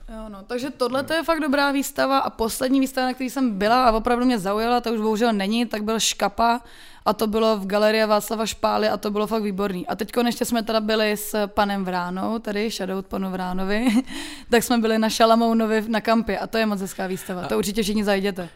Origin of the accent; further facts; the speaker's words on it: Czechia; u nás v Čechách